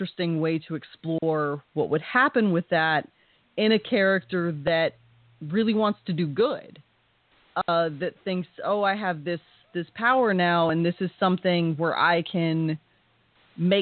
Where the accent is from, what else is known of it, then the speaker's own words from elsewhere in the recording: Texas, United States; I grew up in Texas in various small towns